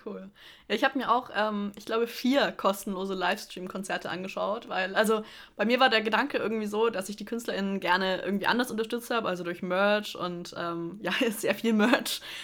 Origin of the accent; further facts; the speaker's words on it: Middle Franconia, Bavaria, Germany; ich komme nicht aus Stuttgart, ich komme aus Mittelfranken.